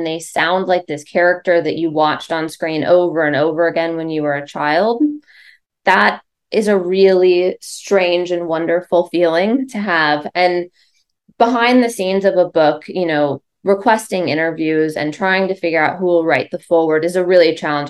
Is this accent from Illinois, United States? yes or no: no; Boulder, Colorado, United States; I grew up in Boulder, Colorado